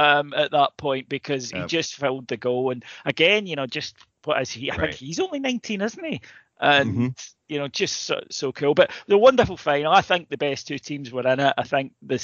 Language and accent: English; United Kingdom; We're British.